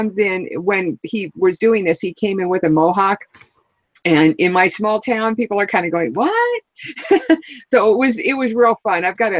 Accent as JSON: {"language": "English", "region": "New Hampshire", "country": "United States", "tie": "born or raised there", "said": "He's actually from my hometown here in New Hampshire"}